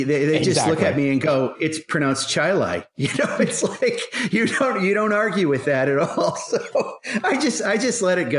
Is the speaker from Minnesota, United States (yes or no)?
no; New York, United States; moved away; my heritage of growing up in New York State, the same state that Kyle is from.